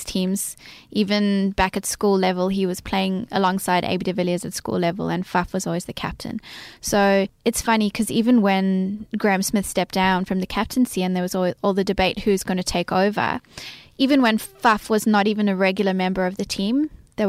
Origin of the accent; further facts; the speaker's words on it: South Africa; now in Australia; Growing up in South Africa